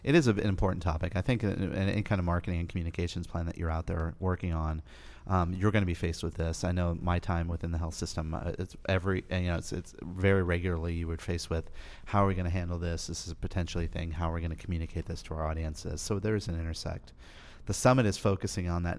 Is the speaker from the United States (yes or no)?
yes; Colorado, United States; moved away; I'm from Colorado